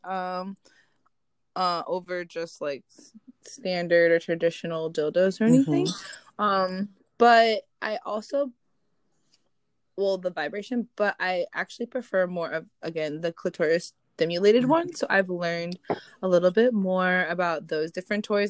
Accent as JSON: {"language": "English", "region": "Minnesota", "country": "United States", "moved": "yes", "lives_now": "Los Angeles, United States", "said": "I'm originally from Minnesota, but I now live in the Los Angeles area as well"}